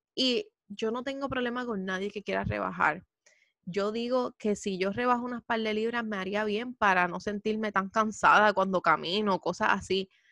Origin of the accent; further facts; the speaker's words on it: Puerto Rico; Puerto Rico siendo un lugar latino que está lleno de curvas